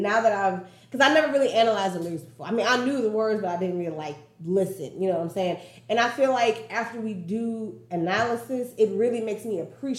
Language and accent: English; Nashville, Tennessee, United States; if I go out of town and a nigga tell me some, oh, you're from Nashville